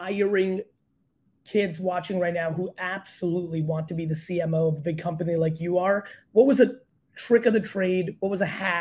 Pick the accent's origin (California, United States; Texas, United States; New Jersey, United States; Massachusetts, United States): New Jersey, United States; also born or lived in Belarus; Jersey via Belarus